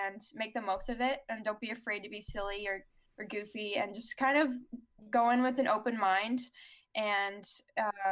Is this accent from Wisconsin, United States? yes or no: no; Chicago, Illinois, United States; I'm from Chicago